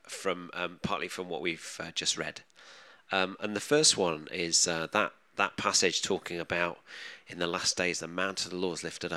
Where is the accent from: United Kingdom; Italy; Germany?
United Kingdom; England; our identity as English people